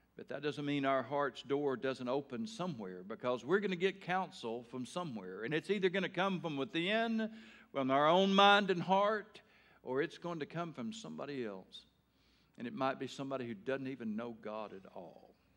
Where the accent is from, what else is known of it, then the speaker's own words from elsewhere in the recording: Taylor, Arkansas, United States; Growing up in Taylor, Arkansas